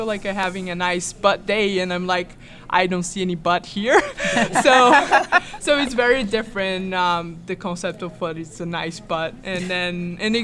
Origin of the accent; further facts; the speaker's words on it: Brazil; now in United States; I'm also from Brazil.